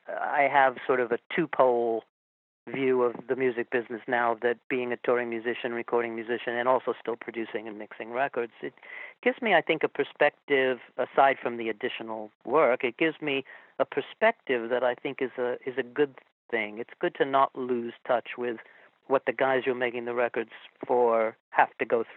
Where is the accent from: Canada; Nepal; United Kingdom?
United Kingdom; England; now in Westchester, United States; Well, I grew up in England, but I've been in the States forever.